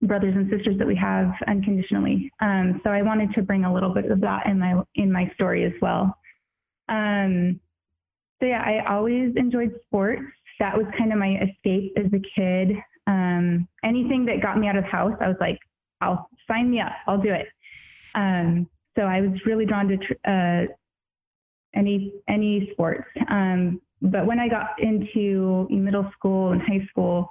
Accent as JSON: {"language": "English", "town": "Tri-Cities", "region": "Washington", "country": "United States", "tie": "born or raised there", "said": "I grew up in Washington, over in the desert part, not the green part, and in the Tri-Cities"}